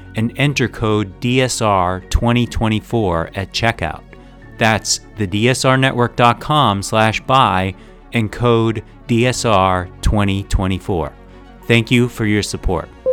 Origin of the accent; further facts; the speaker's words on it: Massachusetts, United States; I'm from Massachusetts